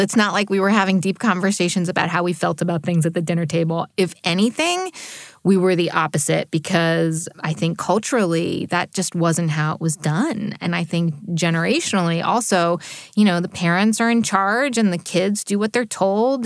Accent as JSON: {"language": "English", "region": "New Jersey", "country": "United States", "tie": "born or raised there", "also_born_or_lived": "New York City", "said": "I was born in New York City and grew up in New Jersey"}